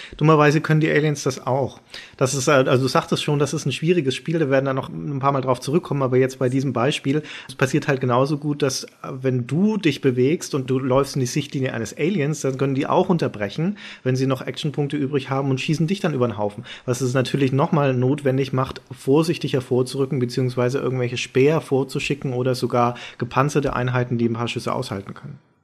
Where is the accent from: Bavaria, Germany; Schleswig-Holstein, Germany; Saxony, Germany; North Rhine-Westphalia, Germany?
Bavaria, Germany; Nuremberg; Nach Nürnberg, meine Heimatstadt, wo man aufgewachsen